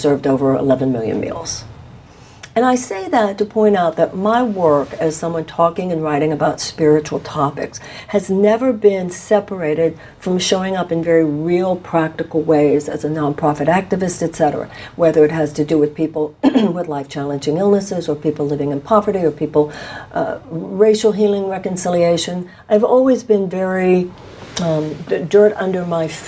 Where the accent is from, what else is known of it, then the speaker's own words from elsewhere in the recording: Houston, Texas, United States; now in Los Angeles, United States; I was born and raised in Houston, Texas